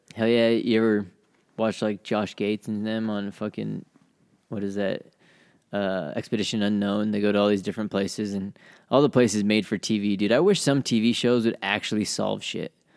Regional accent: Utah, United States; we're from Utah, we're savage

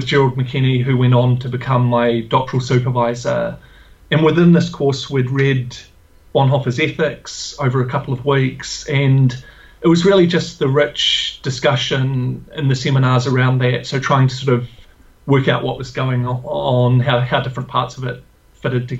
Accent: New Zealand; moved away as an adult; also born or lived in Indiana, United States / Aberdeen, Scotland; now in Australia; So I'm a New Zealander. I grew up and lived in New Zealand.

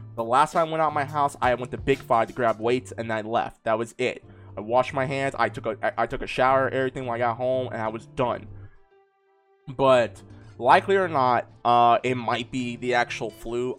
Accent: California, United States; my home state of California

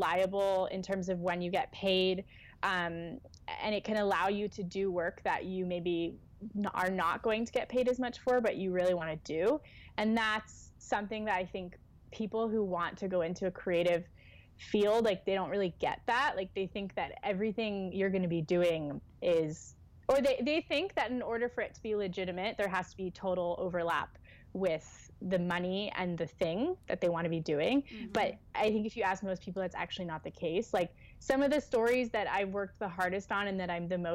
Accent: United States; moved away as an adult; now in London, United Kingdom; being an American in a different country

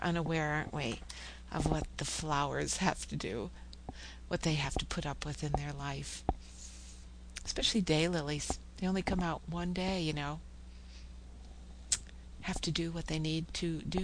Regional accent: Oklahoma, United States; I'm from Oklahoma

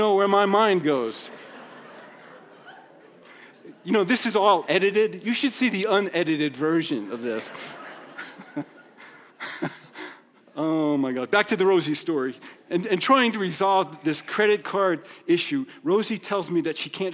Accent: New York, United States; moved away; I grew up in New York

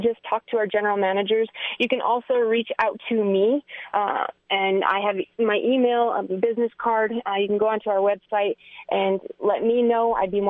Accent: Las Vegas, Nevada, United States; He had no idea that I was from Las Vegas

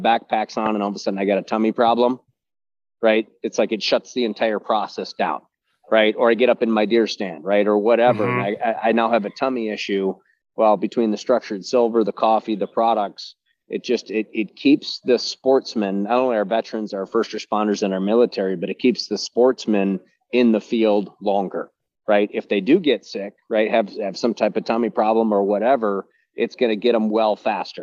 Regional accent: United States; as an American businessman myself

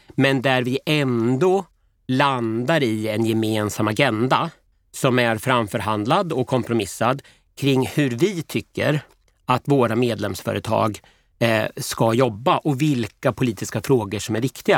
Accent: Motala, Östergötland, Sweden; now in Linköping, Sweden; jag kommer från Motala från början

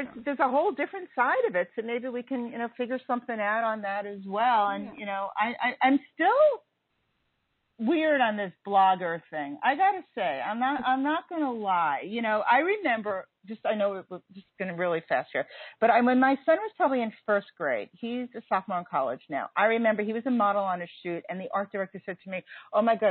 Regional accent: New York City, New York, United States; also born or lived in Wyoming; I'm a native New Yorker

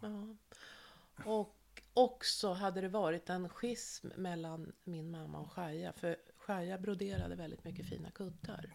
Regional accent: Norrköping, Östergötland, Sweden; now in Stockholm County, Sweden; jag är född 1960 i Norrköping

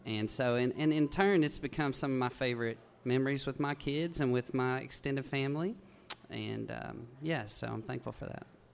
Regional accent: Big Stone Gap, Virginia, United States; moved away; also born or lived in Nashville, Tennessee; I grew up in Big Stone Gap, Virginia. It's just over the Kentucky line in coal country there.

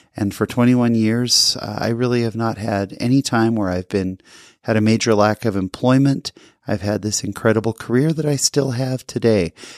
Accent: California, United States; I grew up in California

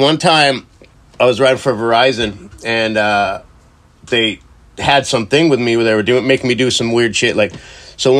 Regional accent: Costa Mesa, California, United States; I grew up in Costa Mesa, Newport Beach area

